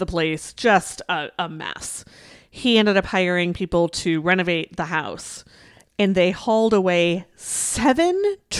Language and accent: English; California, United States; moved away; it is from my home state of California